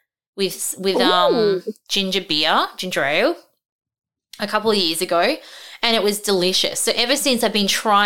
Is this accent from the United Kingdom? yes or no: no; Darwin, Northern Territory, Australia; when I was growing up in Darwin, but I am from Darwin